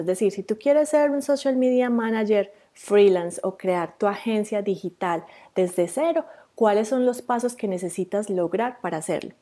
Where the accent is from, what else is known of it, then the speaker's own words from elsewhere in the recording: Rionegro, Antioquia, Colombia; moved away as an adult; also born or lived in Medellín, Colombia; now in New Zealand; yo también soy colombiana. Eh, yo soy de Río Negro, Antioquia, que es un pueblo cerquita a Medellín